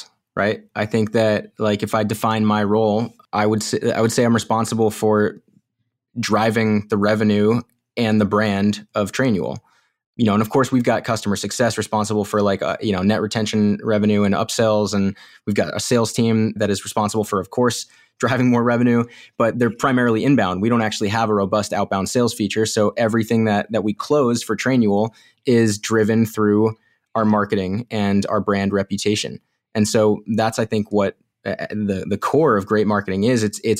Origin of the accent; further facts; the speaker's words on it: Illinois, United States; born there; also born or lived in North Carolina / Florida; I was born in Illinois, and then we moved to North Carolina, and then back to Illinois, and we spent some time in Florida, and then we came up to the Northeast.